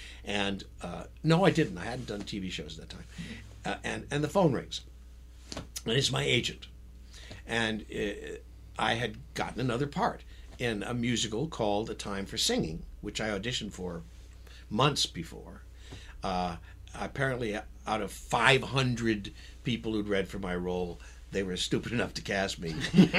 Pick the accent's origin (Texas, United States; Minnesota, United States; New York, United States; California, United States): New York, United States; moved away; also born or lived in Goshen, Indiana; I grew up in New York.